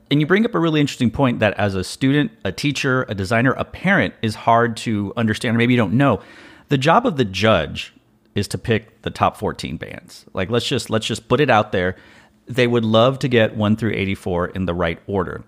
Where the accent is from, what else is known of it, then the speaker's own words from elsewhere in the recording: Texas, United States; I am a Texan. I'm born and raised